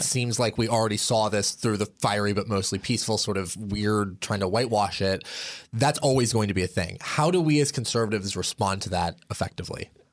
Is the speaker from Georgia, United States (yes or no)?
no; Portland, Oregon, United States; I am from Portland, Oregon